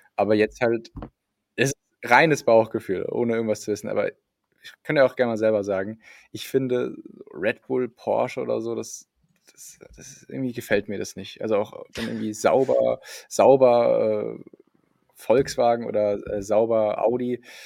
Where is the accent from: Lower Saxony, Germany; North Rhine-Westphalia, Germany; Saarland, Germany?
Saarland, Germany; born or raised there; moved away